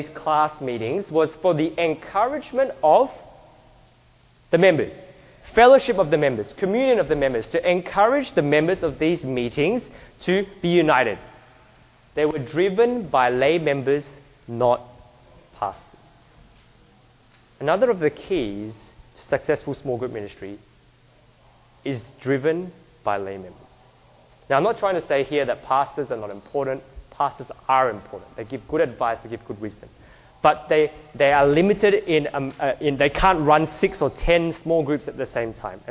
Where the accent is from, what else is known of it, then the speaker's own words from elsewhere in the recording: Australia; we are from Australia